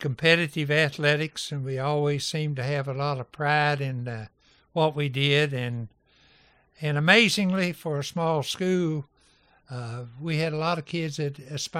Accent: Irvine, Kentucky, United States; Well, we were a railroad town.

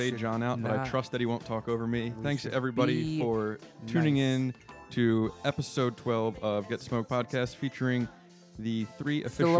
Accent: United States; also born or lived in Switzerland; I'm actually American myself, but I'm also Swiss.

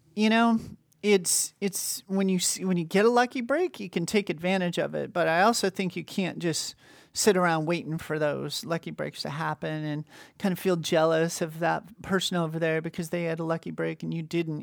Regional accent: Montana, United States; moved away; also born or lived in Washington / New York; I was born in Washington, in the state of Washington. but I don't remember that 'cause I moved to Montana when I was really young. So I always think of myself as being from Montana.

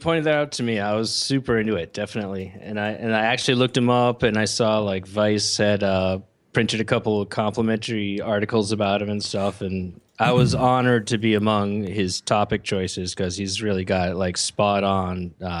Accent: Massachusetts, United States

